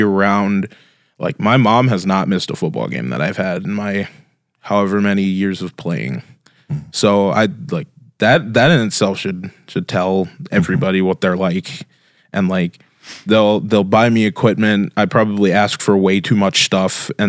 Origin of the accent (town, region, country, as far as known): Brandon, South Dakota, United States; born or raised there; also born or lived in Las Vegas, Nevada / Luverne, Minnesota